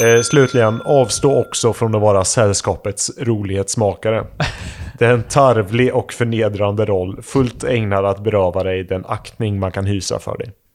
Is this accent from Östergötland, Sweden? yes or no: yes; near Vadstena, Östergötland, Sweden; i Vadstena. Mm. I närheten av där jag kommer ifrån